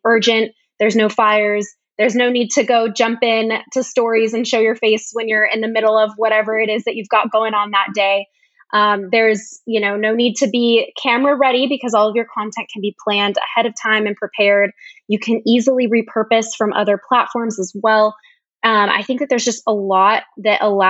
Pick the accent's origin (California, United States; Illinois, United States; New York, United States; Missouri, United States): California, United States; Sacramento; I'm from Sacramento, California.